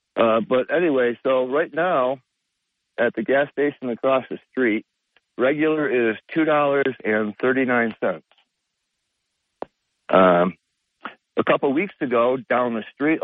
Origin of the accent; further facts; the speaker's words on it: Binghamton, New York, United States; moved away; I'm from Binghamton